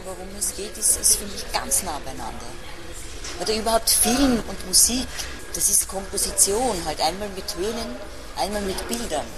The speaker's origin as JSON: {"language": "German", "country": "Switzerland", "accent": "Swiss German", "first_language": "Swiss German", "moved": "yes"}